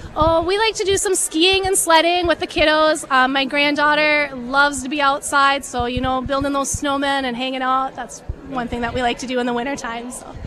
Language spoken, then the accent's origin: English; Red Wing, Minnesota, United States; I was raised here in Red Wing for the last 40-ish years